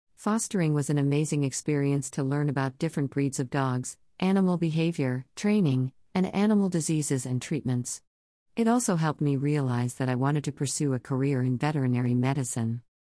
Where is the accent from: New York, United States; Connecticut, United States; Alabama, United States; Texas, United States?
Texas, United States; Houston; I was born and raised in Houston, Texas